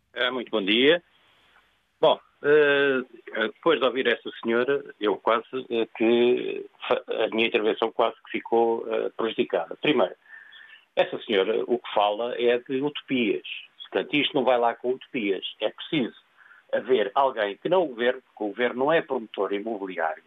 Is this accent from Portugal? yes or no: yes; Lisbon, Portugal; moved away as an adult; now in Algarve, Portugal; Eu nasci em Lisboa